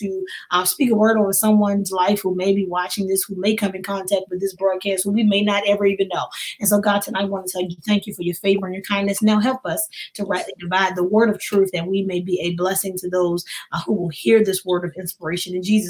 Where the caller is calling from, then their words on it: Baltimore, Maryland, United States; And I'm here from Baltimore, Maryland, just holding it down.